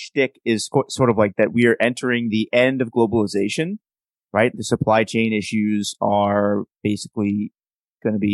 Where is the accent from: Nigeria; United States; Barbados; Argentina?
United States; As an American